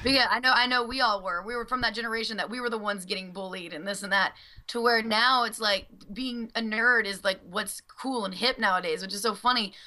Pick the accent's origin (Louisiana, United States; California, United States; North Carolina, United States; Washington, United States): Louisiana, United States; born or raised there; moved away